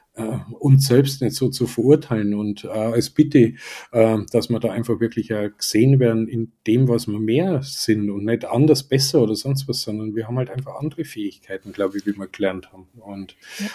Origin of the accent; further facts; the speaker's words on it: Germany; wie ich mich als Deutscher wahrnehme